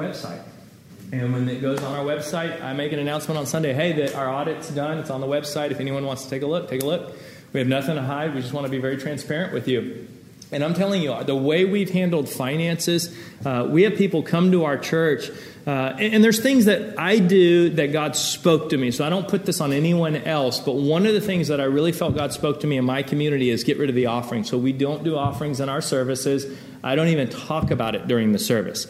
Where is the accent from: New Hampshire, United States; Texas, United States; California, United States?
Texas, United States; moved away; also born or lived in Los Angeles; I grew up in Texas